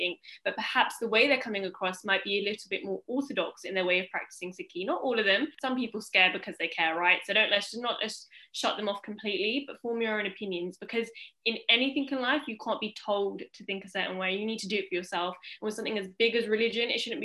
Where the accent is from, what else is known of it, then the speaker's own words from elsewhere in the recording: England, United Kingdom; being born and bred in England.